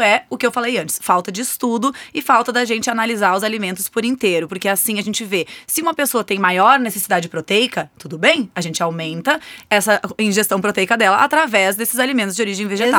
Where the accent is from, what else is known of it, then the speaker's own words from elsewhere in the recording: Rio Grande do Sul, Brazil; Eu, por exemplo, sou gaúcha